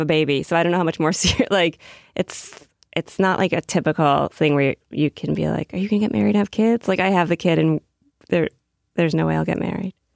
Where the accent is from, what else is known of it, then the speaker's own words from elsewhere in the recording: Massachusetts, United States; now in New York, United States; I'm from Massachusetts